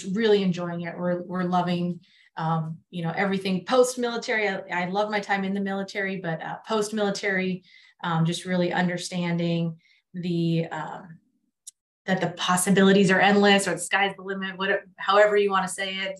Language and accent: English; Central Valley, California, United States; also born or lived in San Diego, California; I grew up here in California in the Central Valley